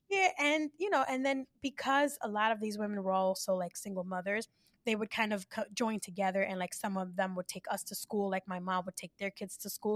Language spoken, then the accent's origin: English; New York City, New York, United States; born and raised in the Bronx